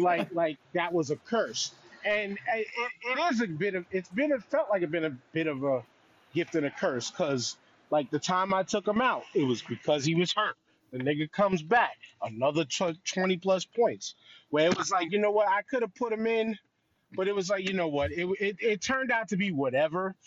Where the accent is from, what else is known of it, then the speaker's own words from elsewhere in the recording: New York, United States; I'm from New York